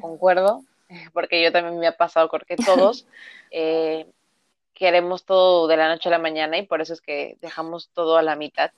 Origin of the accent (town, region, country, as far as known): Veracruz, Mexico